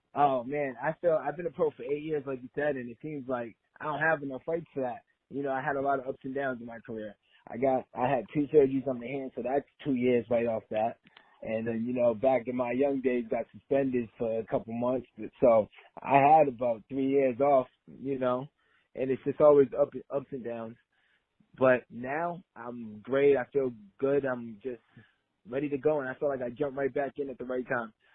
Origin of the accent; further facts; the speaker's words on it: Lynn, Massachusetts, United States; now in Los Angeles, United States; I grew up in Lynn, Massachusetts.